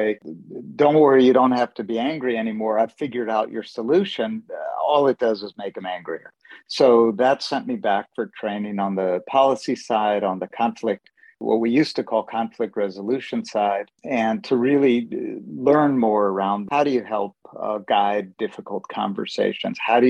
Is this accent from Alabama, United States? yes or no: no; San Francisco, California, United States; also born or lived in Middle East; I grew up in San Francisco and spent a lot of time in the Middle East